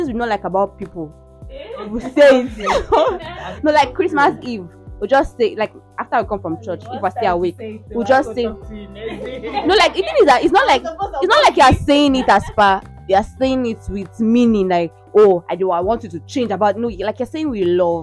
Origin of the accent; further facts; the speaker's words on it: Ile-Ife, Osun, Nigeria; when I was growing up, the fact that we all come together to the family house, because I am from Ilife